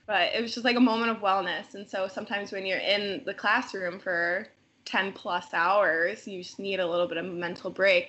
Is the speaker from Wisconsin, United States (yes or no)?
yes; Lake Geneva, Wisconsin, United States; I was still commuting from Lake Geneva because I was living at home with my parents